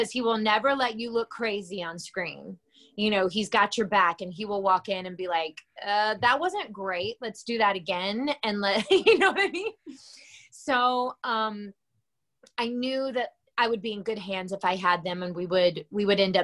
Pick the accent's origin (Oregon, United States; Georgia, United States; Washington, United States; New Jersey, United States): Georgia, United States; moved away; my hometown in Georgia.